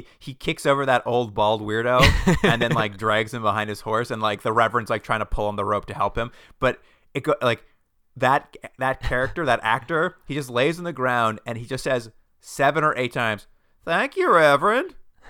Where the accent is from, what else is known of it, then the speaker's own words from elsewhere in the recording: New England, United States; We're from New England so, and we moved here.